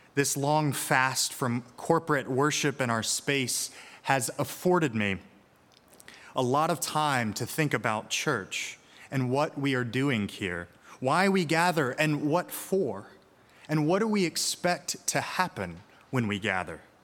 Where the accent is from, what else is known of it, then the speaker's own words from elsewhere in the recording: Birmingham, Alabama, United States; moved away; my hometown of Birmingham, Alabama